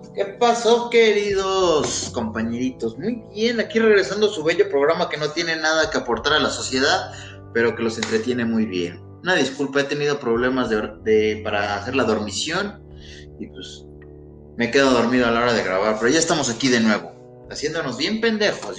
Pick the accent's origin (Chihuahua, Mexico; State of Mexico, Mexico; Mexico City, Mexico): Mexico City, Mexico